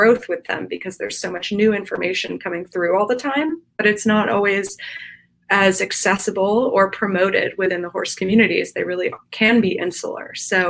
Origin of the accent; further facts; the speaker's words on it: East Coast, United States; But I grew up on the East Coast, and a lot of the places that I grew up in, the predominant discipline of riding was English and specifically show jumping.